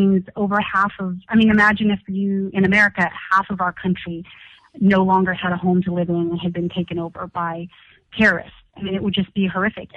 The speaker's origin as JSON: {"language": "English", "region": "California", "country": "United States", "tie": "born or raised there", "also_born_or_lived": "Corona, California", "said": "I was born and raised in California. I live in Corona, California, in Riverside"}